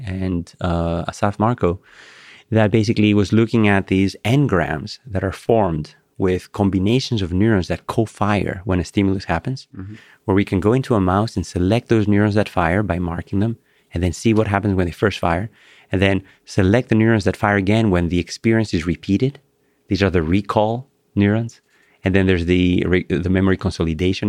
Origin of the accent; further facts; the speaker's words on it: Greece; English is a second language; moved away; my childhood memories of running through, you know, the pebbles in Greece